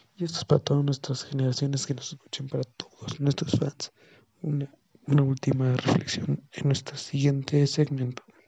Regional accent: Mexico; nosotros como mexicanos que estamos viviendo en este país

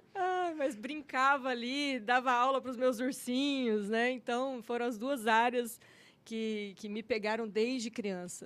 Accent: Porto dos Gaúchos, Mato Grosso, Brazil; also born or lived in São Paulo; now in Cuiabá, Brazil; Eu nasci em São Paulo, minha família, meus parentes, todos é de São Paulo, mas meu pai e minha mãe vieram para cá, para o Mato Grosso. Eu tinha dois aninhos de idade, então eu sou mato-grossense.

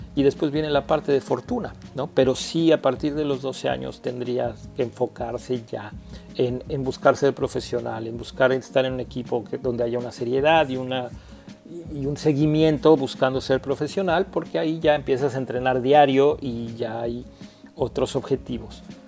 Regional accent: Mexico

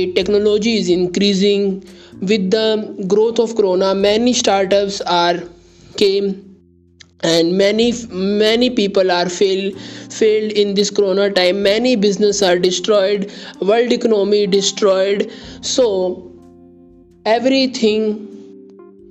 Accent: India; I am from India

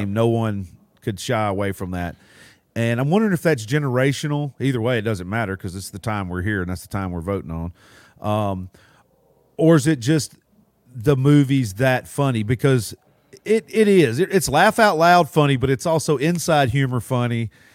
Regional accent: Alabama, United States; also born or lived in Mississippi; now in Florida, United States; I was born in Mississippi and raised in Alabama

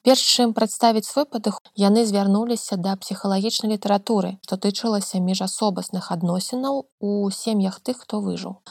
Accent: Belarus; мы беларусы

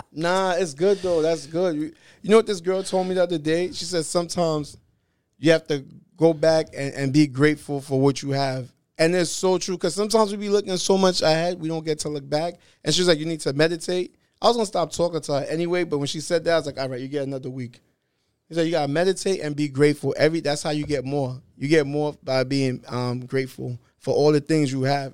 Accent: New York City, New York, United States; I'm from Brooklyn. I'm Haitian.

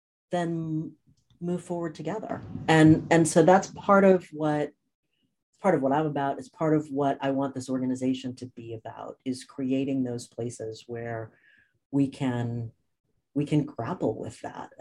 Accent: Cambridge, Massachusetts, United States; also born or lived in New Orleans, Louisiana; now in Southern California, United States; I grew up in Cambridge, Massachusetts

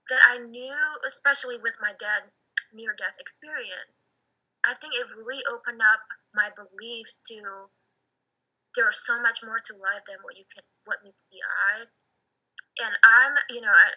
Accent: Indonesia; moved away; I was born in Indonesia

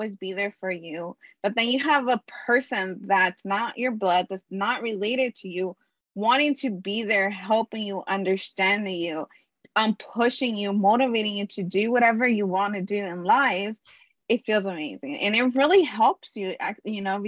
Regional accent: Los Angeles, California, United States; I am from Los Angeles, California.

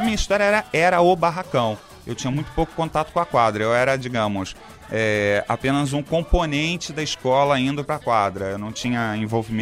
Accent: Brazil; also born or lived in Warsaw, Poland; polonês, polonês, eu nasci em Varsóvia, só que eu vim para cá muito pequeno, bebê, de 5 para 6 meses de idade. Então, quer dizer, sou naturalizado brasileiro, sou brasileiro

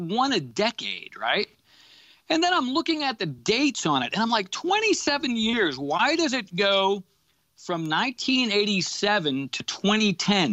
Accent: Massachusetts, United States; I grew up in Massachusetts

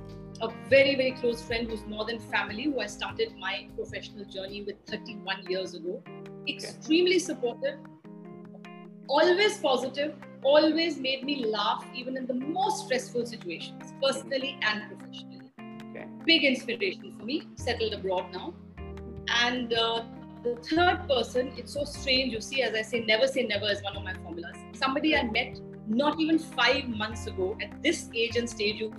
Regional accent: Delhi, India; moved away as an adult; also born or lived in Hyderabad; now in Goa, India; Living in Goa, which I am now, even though I'm basically from Delhi, and prior to this, I lived in Hyderabad for many, many, many decades

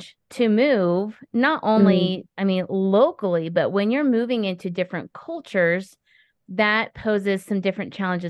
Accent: San Francisco Bay Area, California, United States; moved away; I grew up in the Bay Area

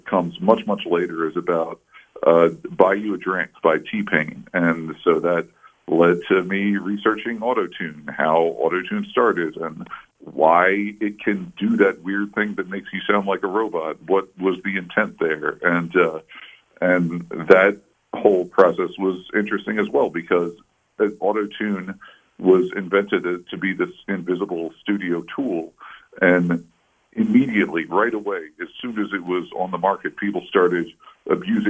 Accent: Baltimore, Maryland, United States; Baltimore Sun, my hometown newspaper

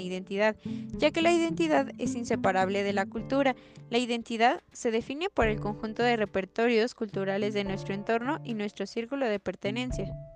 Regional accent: Mexico; somos los mexicanos

